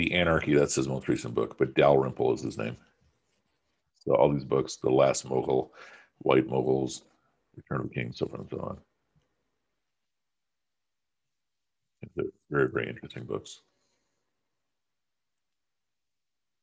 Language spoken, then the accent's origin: English; Pakistan; I'm speaking as a Pakistani